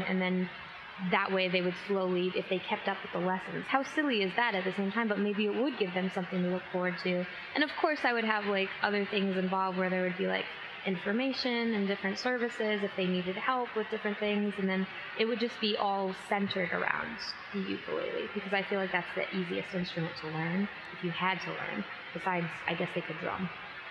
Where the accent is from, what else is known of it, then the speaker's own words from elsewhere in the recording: Griswold, Connecticut, United States; I grew up in Connecticut, in Griswold, Connecticut, on a farm.